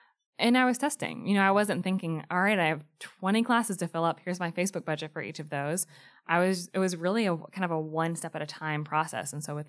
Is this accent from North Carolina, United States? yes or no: yes; Greensboro, North Carolina, United States; Greensboro, North Carolina.